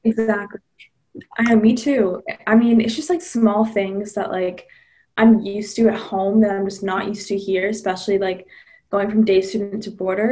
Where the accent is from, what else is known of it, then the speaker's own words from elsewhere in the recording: Massachusetts, United States; I'm from Massachusetts.